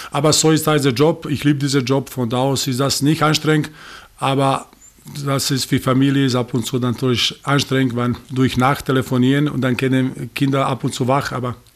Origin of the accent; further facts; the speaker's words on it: Serbia; German is a second language; Ich habe damals dann nach einem Jahr in Rapid äh, zurück in meine Heimat äh, gekommen